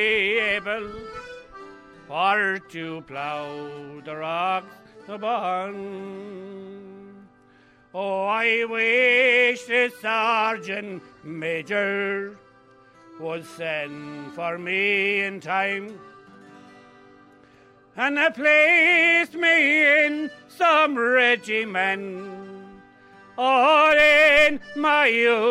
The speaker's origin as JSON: {"language": "English", "town": "Mullinahone", "region": "Munster", "country": "Ireland", "said": "I'm from Mullaghone"}